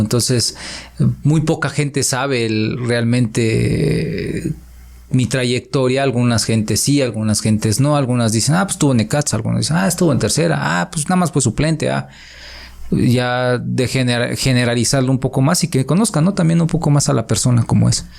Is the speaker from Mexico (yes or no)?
yes; Atlixco, Puebla, Mexico; yo estoy feliz aquí en mi pueblo. La verdad, eh, quiero mucho a Atlisco